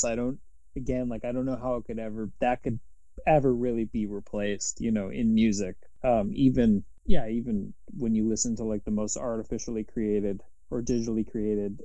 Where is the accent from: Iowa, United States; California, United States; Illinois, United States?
Illinois, United States; Chicago; born or raised there